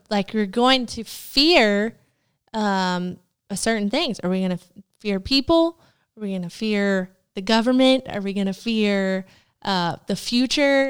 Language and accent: English; Tennessee, United States; moved away as an adult; we're originally from Tennessee